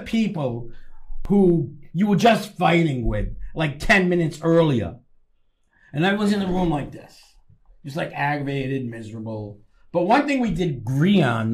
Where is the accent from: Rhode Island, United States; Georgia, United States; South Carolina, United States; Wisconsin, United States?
Rhode Island, United States; accent: Rhode Island; I'm from Rhode Island